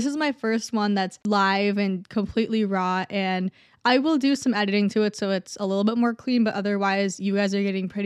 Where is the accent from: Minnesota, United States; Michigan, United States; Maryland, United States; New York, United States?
Minnesota, United States; I'm from Minnesota too